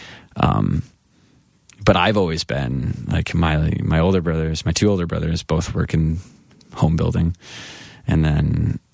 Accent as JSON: {"language": "English", "town": "Grand Rapids", "region": "Michigan", "country": "United States", "tie": "born or raised there", "said": "my hometown of Grand Rapids"}